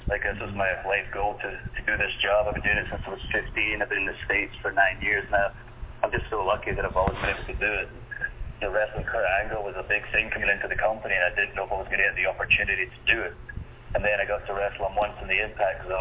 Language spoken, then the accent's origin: English; United Kingdom; I'm from Britain.